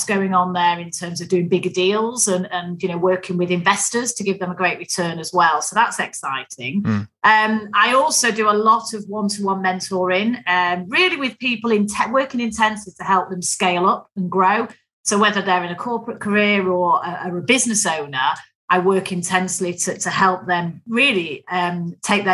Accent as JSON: {"language": "English", "town": "Manchester", "region": "North West England", "country": "United Kingdom", "tie": "born or raised there", "accent": "Mancunian", "said": "I grew up in Manchester"}